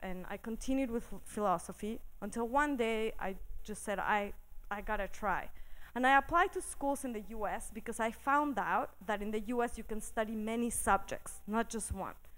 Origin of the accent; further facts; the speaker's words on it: Mexico City, Mexico; I grew up in Mexico City in a fairly conservative community